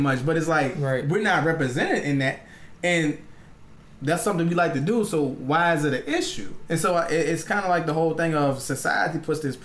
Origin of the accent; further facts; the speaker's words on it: United States; I mean, I'm African-American, but I'm an American